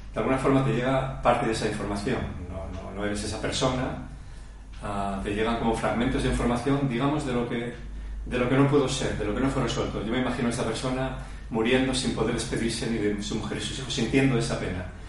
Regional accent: Asturias, Spain; nací en Asturias

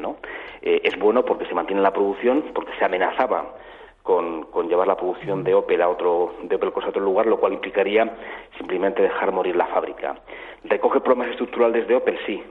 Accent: Zaragoza, Aragon, Spain; yo soy de Zaragoza

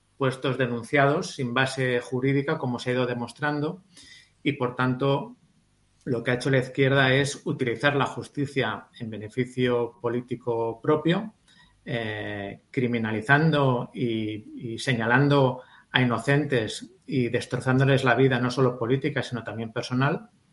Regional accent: Valencian Community, Spain

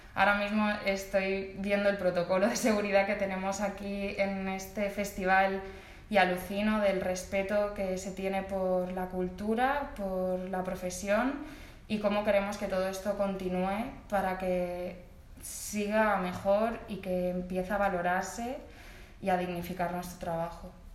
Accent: Alcoy, Valencian Community, Spain; also born or lived in Alicante / London; nací en Alcoy. Estudié ballet en una escuela del pueblo

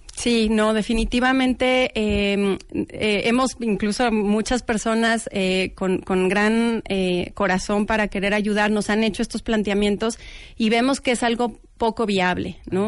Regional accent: Mexico; como mexicanos

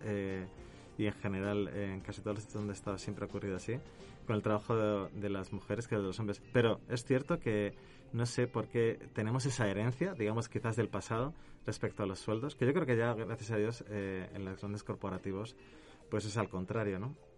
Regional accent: Spain; now in Mexico; mi acento me delata, pero no soy de aquí cerca, sino que soy de allá lejos, eh, del otro lado del charco, em, en Europa. yo vengo de España

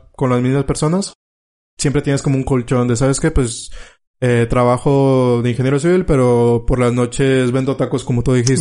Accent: Mexico; tú sabes que como mexicano

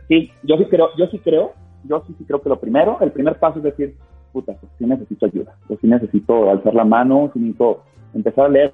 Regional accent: Sinaloa, Mexico; moved away; yo soy de Sinaloa

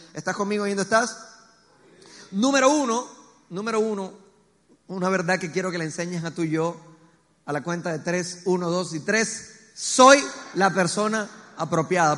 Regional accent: Colombia; also born or lived in Medellín

